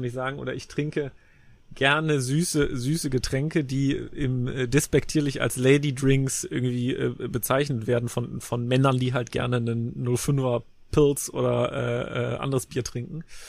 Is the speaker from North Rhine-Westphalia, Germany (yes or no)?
yes; Leverkusen, North Rhine-Westphalia, Germany; ich bin in Leverkusen zur Schule gegangen